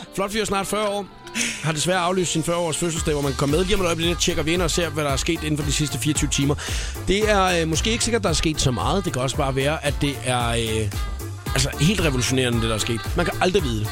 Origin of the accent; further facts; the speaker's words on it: Svendborg, Southern Denmark, Denmark; accent: Funen; now in Copenhagen, Denmark; Jeg har jo haft alle mine ungdomsår i Svendborg, gået på handelsskolen